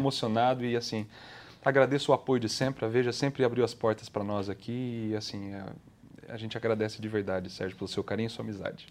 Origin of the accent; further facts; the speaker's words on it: Brazil; como brasileiros